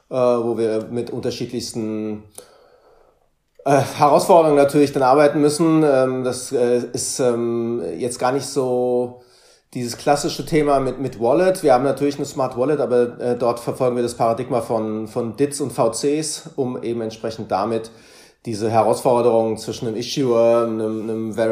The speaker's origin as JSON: {"language": "German", "town": "Frankfurt", "region": "Hesse", "country": "Germany", "said": "ja ich komme aus Frankfurt, ähm, bin seit 2015, 2016 in dem Space"}